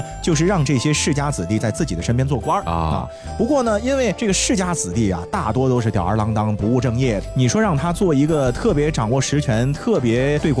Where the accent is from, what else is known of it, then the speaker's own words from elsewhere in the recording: China; 我们中国人